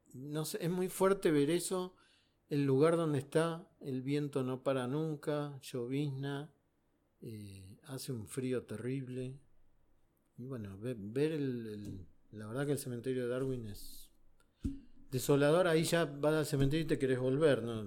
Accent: Buenos Aires, Argentina; Para mí existió el 78, que era chico y, ahí me fui caminando desde Chacarita hasta el obelisco con mis primos

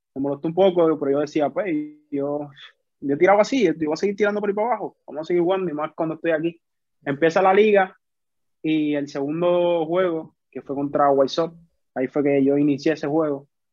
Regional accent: Carolina, Puerto Rico; also born or lived in San Juan, Puerto Rico; Yo soy de Carolina, de Puerto Rico. Criado. Carolina, Puerto Rico. sí, criado. Nací en San Juan, pero me he criado toda mi vida aquí

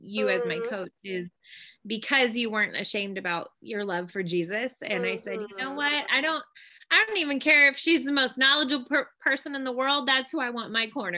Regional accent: Washington, United States; moved away as an adult; also born or lived in North Carolina; now we live in my home state of Washington. So we're back up with family and it's really nice to be back home

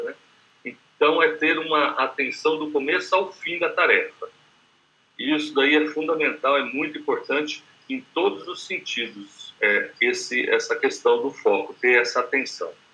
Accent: Campo Grande, Mato Grosso do Sul, Brazil; o prefixo aqui é 67, que eu sou de Campo Grande, Mato Grosso do Sul

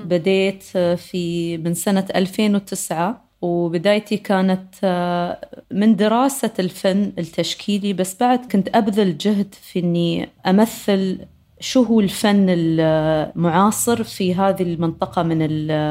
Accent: United Arab Emirates; عندنا إحنا بر، آه، المرموم في دبي

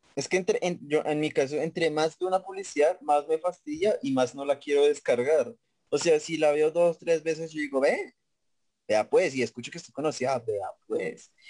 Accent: Facatativá, Cundinamarca, Colombia; cuando yo digo que soy de Pacatativa

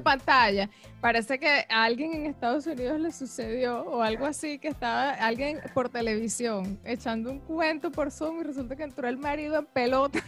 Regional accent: Caracas, Capital District, Venezuela; now in Australia; yo sí soy de Caracas

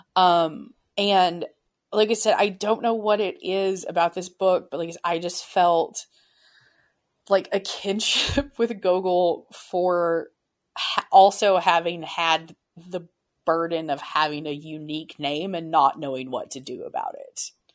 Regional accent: United States; I have spent my entire life in America. My family has been American for generations.

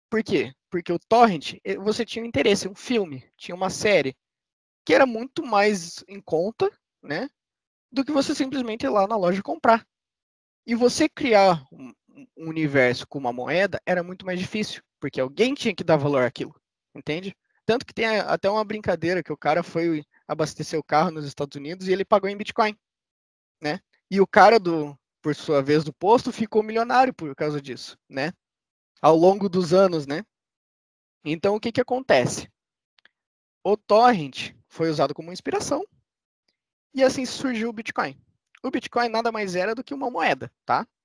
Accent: Curitiba, Paraná, Brazil; Eu que sou de Curitiba

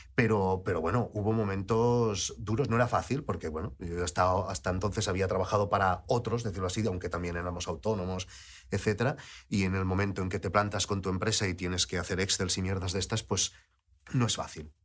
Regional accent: Lleida, Catalonia, Spain; moved away; also born or lived in Barcelona; yo vivía en Lleida, yo crecí en Lleida, aunque nací en Barcelona

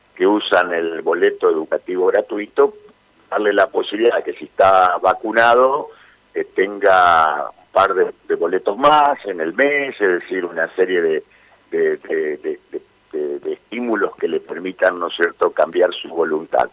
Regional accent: Santa Fe, Argentina; como santafesinos que somos

